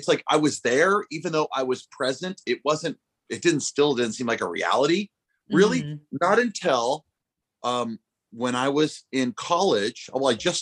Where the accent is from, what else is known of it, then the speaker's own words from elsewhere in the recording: La Crescenta, California, United States; also born or lived in Hollywood / Burbank; I'm born in Hollywood and then I was raised in La Crescenta and then lived here most of my life